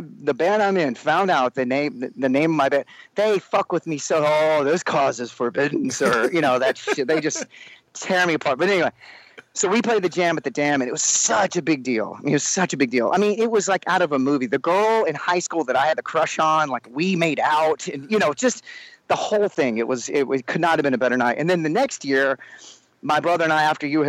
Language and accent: English; Sherman, Texas, United States; moved away; growing up in Sherman